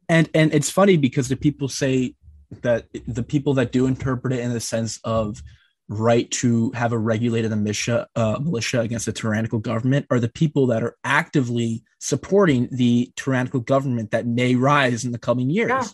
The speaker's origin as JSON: {"language": "English", "region": "New Jersey", "country": "United States", "said": "I'm from New Jersey"}